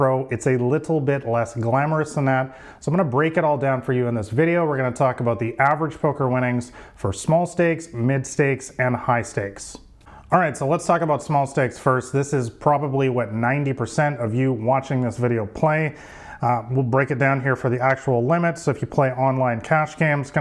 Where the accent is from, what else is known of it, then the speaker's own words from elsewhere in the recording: Vancouver, British Columbia, Canada; I'm from Vancouver, Canada